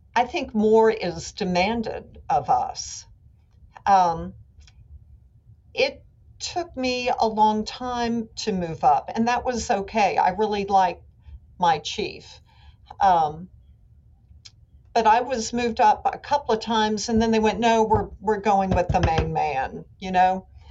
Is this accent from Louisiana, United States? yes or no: yes; New Orleans, Louisiana, United States; moved away as an adult; also born or lived in Charleston, South Carolina / Baton Rouge; I came to New Orleans, which is my hometown, and which is where I wanted to be